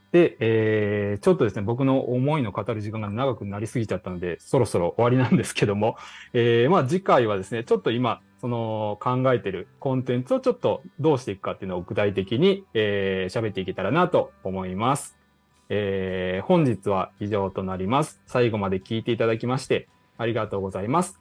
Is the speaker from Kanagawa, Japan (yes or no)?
no; Higashikagawa, Kagawa, Japan; moved away as an adult; also born or lived in Kyushu; now in Kansai, Japan; もともと、えー、もちろん香川県東かがわ市というところで生まれたんですけども、えー、それで生まれてから、えー、十八歳に、えー、なるまで、高校卒業まで地元で過ごしまして